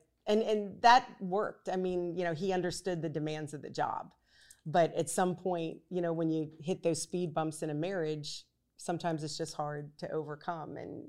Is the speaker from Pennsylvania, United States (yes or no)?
yes; Pittsburgh, Pennsylvania, United States; now in New Orleans, United States; Originally from Pittsburgh, Pennsylvania. I am a transplant to New Orleans.